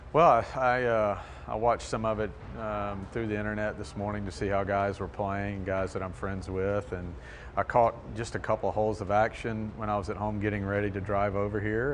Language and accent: English; Bossier City, Louisiana, United States; also born or lived in Monroe, Louisiana; I was born in St. Francis Hospital and lived here until they were out of college, and then we moved to uh, Bossier City